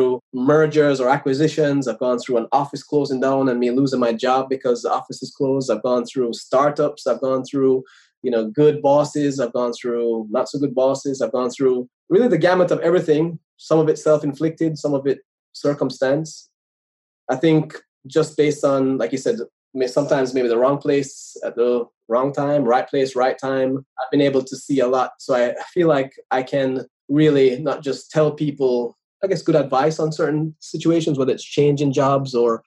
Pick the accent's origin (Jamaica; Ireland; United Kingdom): Jamaica; moved away as an adult; now in United States; I was born in Jamaica. I went to school there